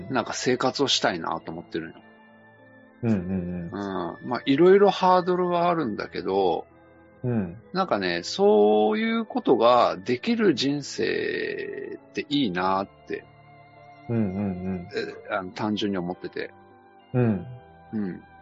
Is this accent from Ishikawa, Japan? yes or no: yes; Kanazawa, Ishikawa, Japan; moved away; 金沢で過ごして